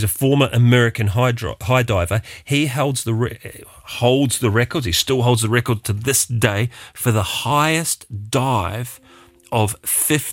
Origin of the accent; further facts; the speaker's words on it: New Zealand; As a Kiwi kid